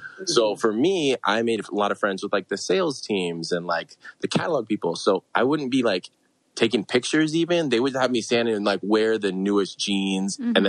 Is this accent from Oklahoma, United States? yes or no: no; San Francisco, California, United States; I grew up in the Bay Area.